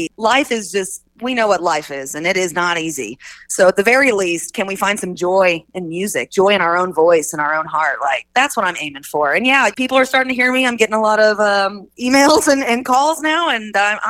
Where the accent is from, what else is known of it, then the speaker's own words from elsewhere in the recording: Oak Grove, Missouri, United States; also born or lived in Kansas City, Missouri; I'm from Oak Grove, Missouri. Small town, about 20 minutes east of KC. But so I'm a KC homegrown girl.